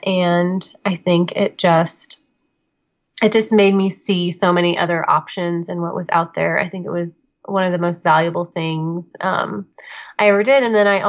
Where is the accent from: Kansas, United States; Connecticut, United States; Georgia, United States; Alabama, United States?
Kansas, United States; I went to K-State, so okay. Kansas State University. So still in Kansas, but you know, a couple of hours away.